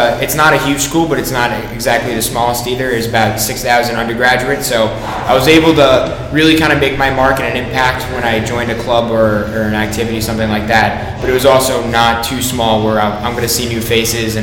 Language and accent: English; Bellmore, New York, United States; When I grew up on Long Island, I was pretty close to the Coliseum